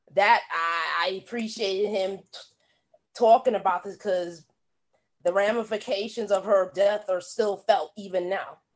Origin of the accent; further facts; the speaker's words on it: New York City, New York, United States; all us kids in the ghetto cuz I'm from Brooklyn